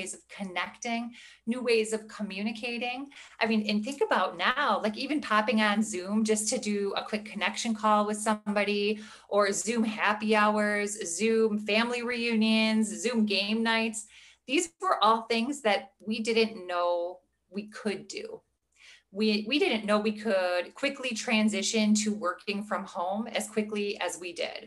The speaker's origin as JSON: {"language": "English", "region": "Midwest", "country": "United States", "also_born_or_lived": "Milwaukee, Wisconsin", "said": "I am from the Midwest. I live in the Milwaukee, Wisconsin area"}